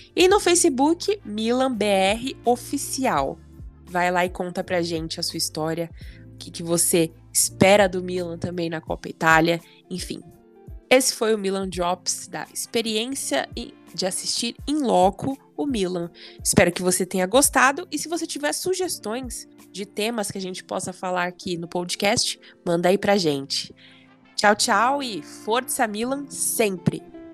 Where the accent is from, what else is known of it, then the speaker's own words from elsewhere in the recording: São Paulo, Brazil; como brasileira, como paulista